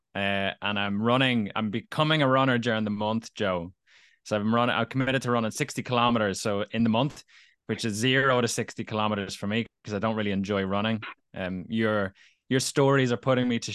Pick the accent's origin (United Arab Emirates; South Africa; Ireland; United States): Ireland; Dublin, Leinster; also born or lived in Navan, County Meath; A year later at 13, so I moved from Dublin to Navan, County Meath, with my family